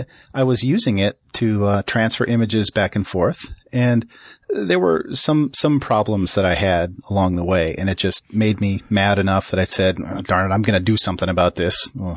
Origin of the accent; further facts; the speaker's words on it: Minneapolis, Minnesota, United States; I grew up in Minneapolis, the birthplace of the famous MEC computing consortium.